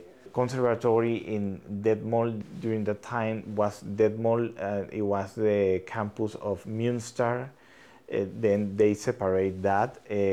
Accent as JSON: {"language": "English", "town": "Caracas", "region": "Capital District", "country": "Venezuela", "tie": "born or raised there", "also_born_or_lived": "Boston / Riverside, California", "moved": "as an adult", "said": "I am a Venezuelan, and I was born in Caracas"}